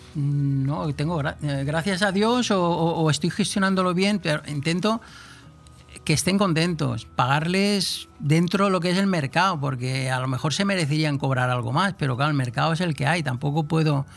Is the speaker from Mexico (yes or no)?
no; Moguer, Andalusia, Spain; also born or lived in Polop / Altea; now in Marina Baja, Spain; yo nací en Huelva